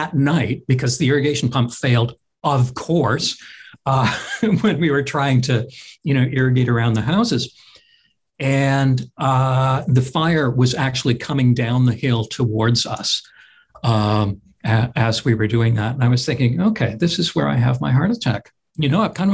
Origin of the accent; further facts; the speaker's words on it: Vancouver, British Columbia, Canada; I was born and raised in Vancouver, British Columbia